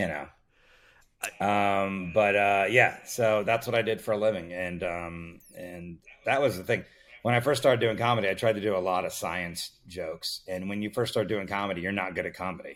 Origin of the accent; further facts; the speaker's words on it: Miami, Florida, United States; I grew up in Miami, Florida